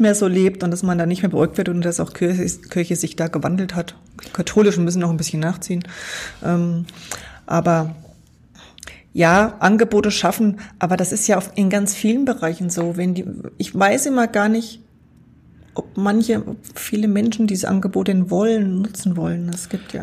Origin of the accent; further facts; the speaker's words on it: Walldorf, Thuringia, Germany; es gab immer eine tolle Christenlehre bei uns in Waldorf